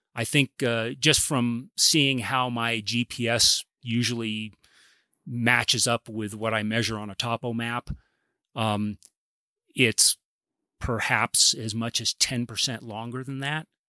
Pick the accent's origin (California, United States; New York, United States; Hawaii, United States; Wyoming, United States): California, United States; Claremont; I grew up in Claremont, so this is hometown, Southern California.